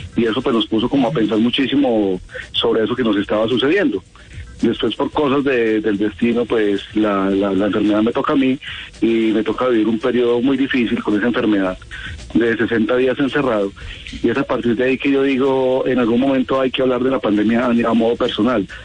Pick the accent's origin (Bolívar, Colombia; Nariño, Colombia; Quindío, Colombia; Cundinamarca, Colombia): Quindío, Colombia; Quimbaya; also born or lived in Pereira; yo me crié en Quimbaya. Yo nací en Pereira, pero yo me crié en Quimbaya desde los tres años